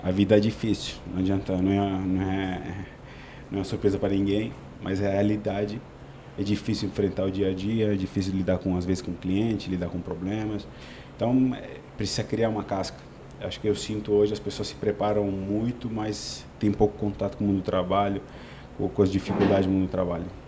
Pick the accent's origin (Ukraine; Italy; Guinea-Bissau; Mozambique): Italy; Portuguese is a second language; moved away as an adult; now in Brazil; Eu sou italiano, é um país lindo